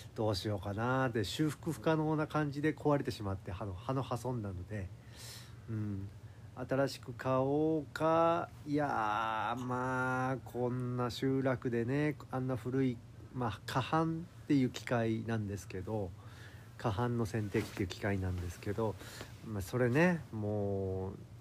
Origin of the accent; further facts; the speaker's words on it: Fukuoka, Japan; 僕福岡県の別の田舎出身なんですけど